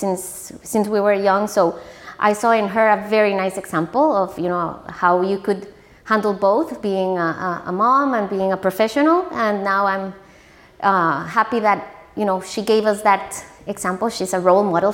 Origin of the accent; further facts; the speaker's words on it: San José, Costa Rica; moved away; I grew up in San Jose, a very nice childhood.